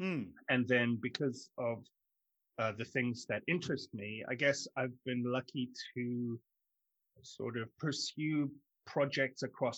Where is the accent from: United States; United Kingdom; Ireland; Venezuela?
United Kingdom; London; also born or lived in South Africa; I grew up in London, South Africa, and I moved back from South Africa when I was 17.